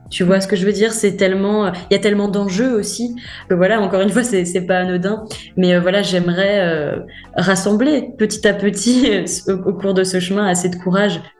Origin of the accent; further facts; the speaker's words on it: France; je suis française, hein. je suis née sur le sol français, euh, euh, enfin, j'ai la culture, la langue